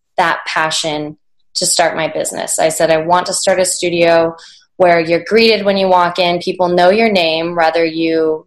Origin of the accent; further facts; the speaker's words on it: Anchorage, Alaska, United States; moved away as an adult; also born or lived in Washington State; now in Seattle, United States; I was born and raised in Anchorage, Alaska. I lived there until I left for college.